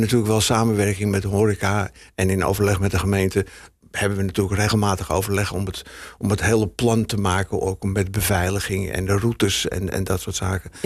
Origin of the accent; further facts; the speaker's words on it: Heemskerk, North Holland, Netherlands; bij ons in Heemskerk